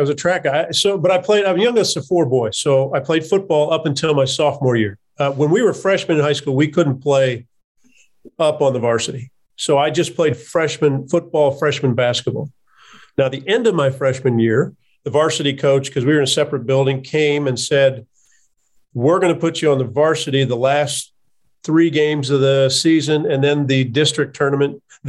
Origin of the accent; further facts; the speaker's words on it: Kansas City, Missouri, United States; So I didn't grow up a Missouri fan, even though I grew up on the Missouri side of Kansas City from junior high on.